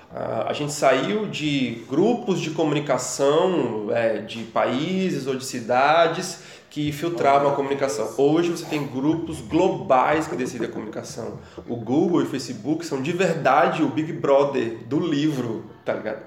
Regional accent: Brazil; lá na minha cidade, no interior do Brasil

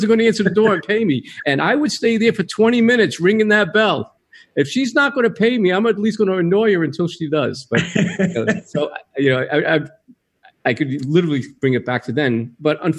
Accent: Rhode Island, United States; now in California, United States; originally I'm from Rhode Island

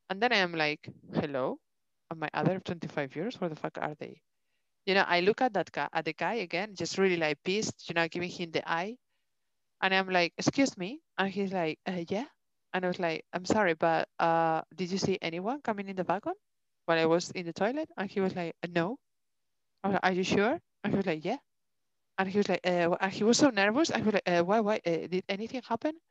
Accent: Denmark; English is a second language; Yeah, but I come from Denmark and these things doesn't, you know

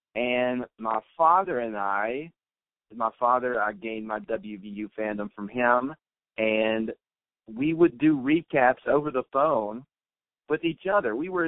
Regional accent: West Virginia, United States; growing up in West Virginia

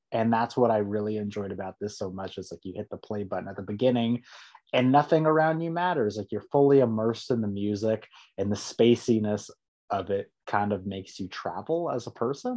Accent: San Diego, California, United States; also born or lived in Rancho Bernardo / Escondido; That's my hometown

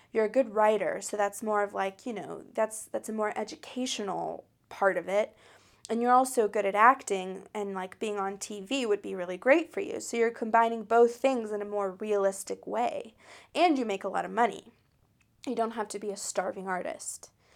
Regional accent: United States; I'm an American that grew up in, um, in the United States of America

